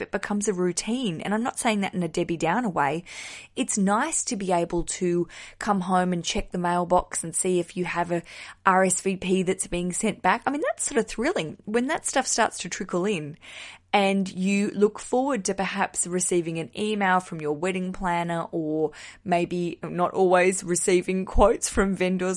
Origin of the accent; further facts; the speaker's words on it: Australia; moved away as an adult; now in London, United Kingdom; I'm a stand-up comedian from Australia.